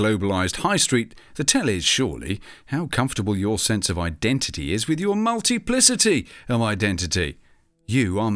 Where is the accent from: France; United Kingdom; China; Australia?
United Kingdom; my home country of the UK